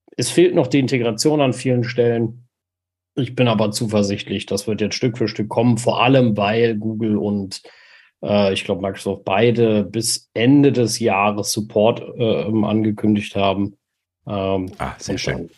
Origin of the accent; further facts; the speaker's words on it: Germany; bei uns in Deutschland